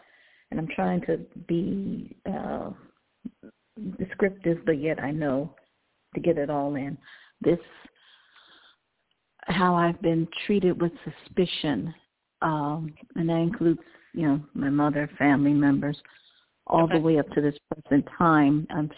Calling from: Cleveland, Ohio, United States; Hi, from Cleveland, Ohio.

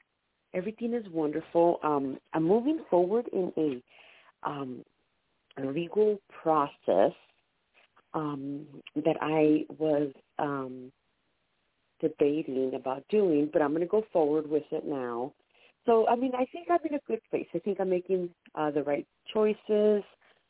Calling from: San Diego, California, United States; I'm calling from San Diego.

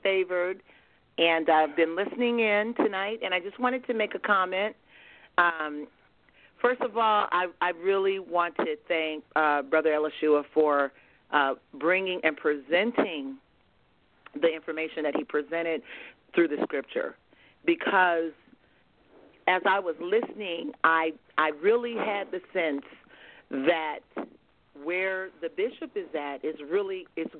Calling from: Merced, California, United States; I am calling from Merced, California.

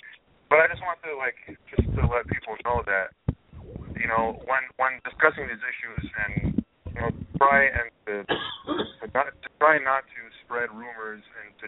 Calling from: San Diego, California, United States; I'm calling from San Diego

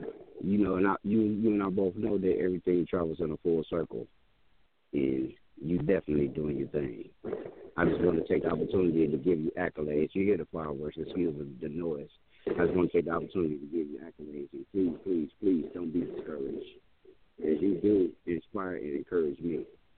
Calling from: Cleveland, Ohio, United States; I'm calling from Cleveland.

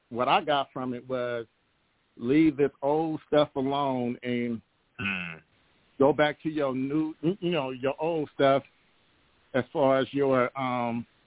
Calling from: Oakland, California, United States; From oh, um, um, Oakland, California.

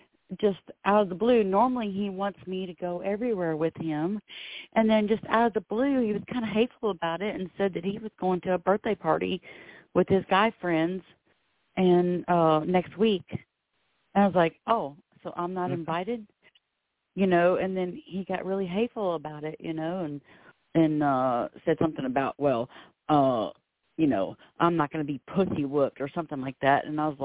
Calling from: Florida, United States; I'm calling from Florida.

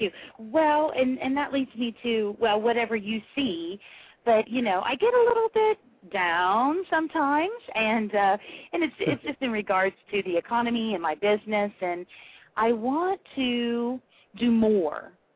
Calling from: Ohio, United States; I'm calling from Ohio

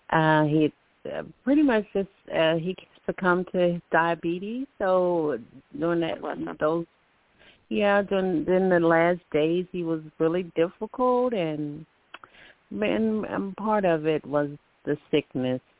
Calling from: Alabama, United States; I'm calling from Alabama.

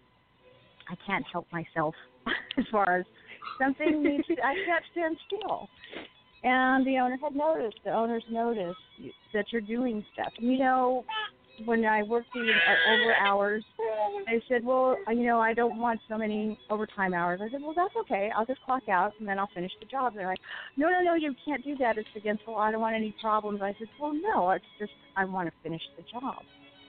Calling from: Southern California, United States; I'm calling from Southern California.

